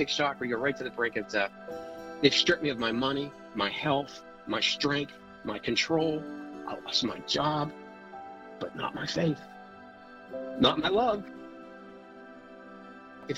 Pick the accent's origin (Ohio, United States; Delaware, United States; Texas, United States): Ohio, United States; moved away as an adult; now in Northern Virginia, United States; So I grew up in Ohio, small town, four sisters.